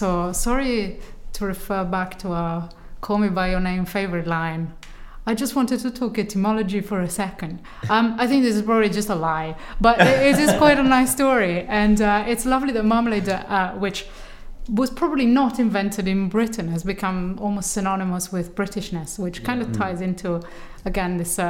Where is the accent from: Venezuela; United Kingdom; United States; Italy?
Italy; moved away; my hometown in Italy